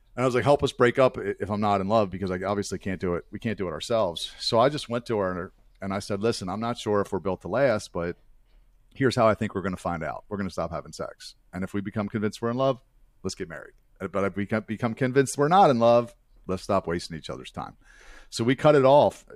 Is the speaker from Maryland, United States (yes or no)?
yes; Baltimore, Maryland, United States; I, uh, was born and raised in Baltimore, Maryland, where, where I still currently reside